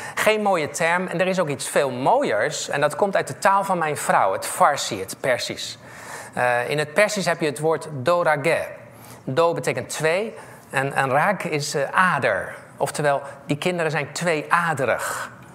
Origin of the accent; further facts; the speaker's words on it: The Hague, South Holland, Netherlands; also born or lived in Wageningen; ik ben opgegroeid in Scheveningen